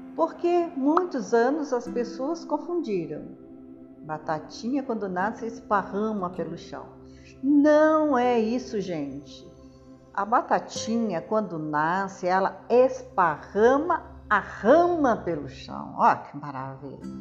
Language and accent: Portuguese; Brazil; also born or lived in São Paulo; sou brasileiro